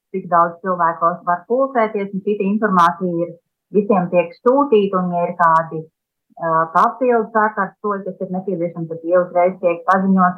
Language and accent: Latvian; Latvia; now in Israel; Mēs esam latvieši šeit, bet tā pašā laikā mēs esam pilntiesīgi Izraels iedzīvotāji.